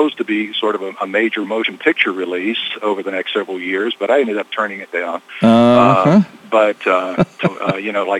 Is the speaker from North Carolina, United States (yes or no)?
yes; North Carolina, United States; accent: North Carolinian